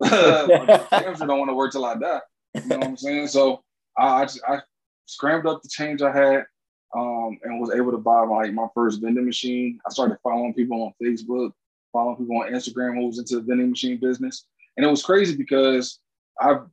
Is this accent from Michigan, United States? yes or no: yes; Detroit, Michigan, United States; I'm from Detroit. I'm 34. Born and raised in Detroit